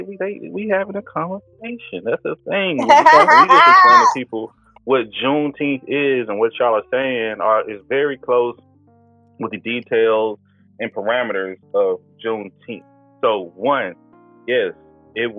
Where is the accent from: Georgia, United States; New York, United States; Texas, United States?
Texas, United States; moved away; I'm from Texas